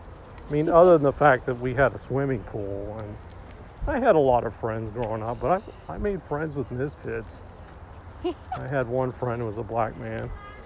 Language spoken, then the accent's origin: English; Huntsville, Alabama, United States; Growing up in Alabama, it's kind of an interesting experience.